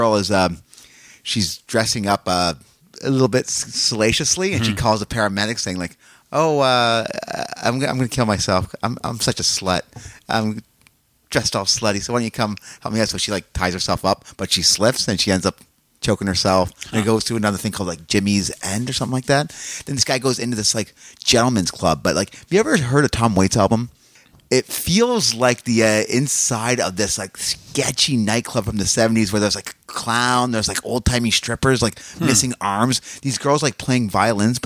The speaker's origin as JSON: {"language": "English", "region": "England", "country": "United Kingdom", "said": "I'm English"}